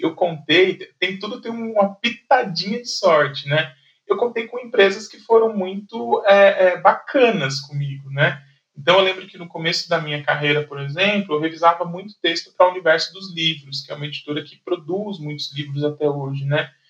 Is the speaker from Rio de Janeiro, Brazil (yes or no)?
no; São José dos Campos, São Paulo, Brazil; eu trabalhava em São Paulo, mas eu sou de São José dos Campos